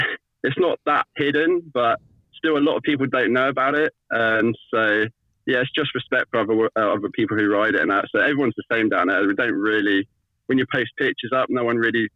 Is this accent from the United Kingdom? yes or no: yes; Highcliffe, South West England, United Kingdom; Right down on the south coast, a little village called Highcliff.